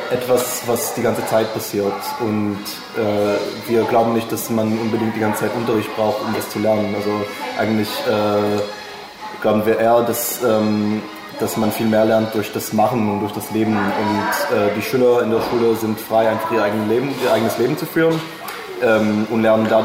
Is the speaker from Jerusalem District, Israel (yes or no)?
yes; Jerusalem, Jerusalem District, Israel; Ähm, ja, ich komme aus Jerusalem, Israel